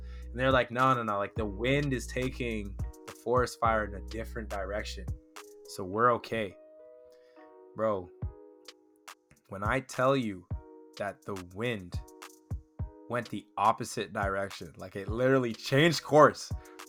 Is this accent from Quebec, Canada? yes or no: no; Toronto, Ontario, Canada; now in British Columbia, Canada; I'm from Toronto